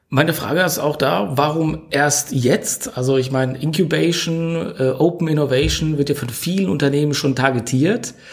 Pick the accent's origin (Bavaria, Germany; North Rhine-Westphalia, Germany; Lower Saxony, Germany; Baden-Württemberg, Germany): Baden-Württemberg, Germany; Mannheim; Ich freue mich riesig, denn ich sitze hier in meiner Heimatstadt Mannheim mit Jennifer Körner zusammen.